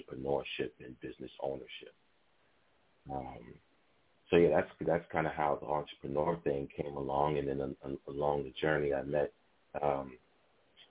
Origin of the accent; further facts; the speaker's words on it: New York City, New York, United States; I'm from Harlem